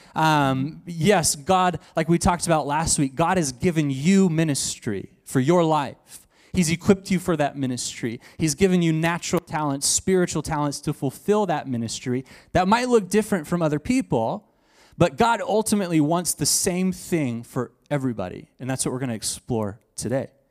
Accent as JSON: {"language": "English", "region": "Texas", "country": "United States", "said": "I'm from Texas, so I say y'all and fix and two"}